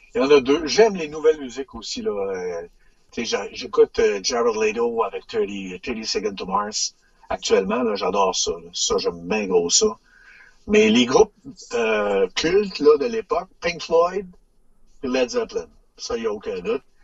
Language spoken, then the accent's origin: French; Sainte-Marie, Quebec, Canada; je viens de la Beauce, Sainte-Marie-de-Beauce